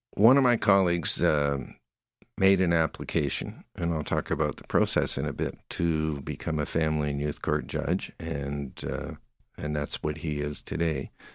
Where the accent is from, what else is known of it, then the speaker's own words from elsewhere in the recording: Surrey, British Columbia, Canada; moved away as an adult; also born or lived in New Westminster, British Columbia; now in Calgary, Canada; I grew up in, uh, Surrey, B C, in the lower mainland of Vancouver.